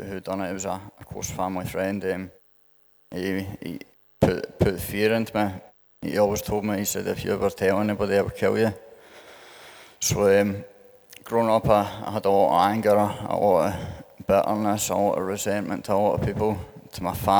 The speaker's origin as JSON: {"language": "English", "town": "St Andrews", "region": "Scotland", "country": "United Kingdom", "tie": "born or raised there", "said": "I'm from St Andrews, down the road a wee bit"}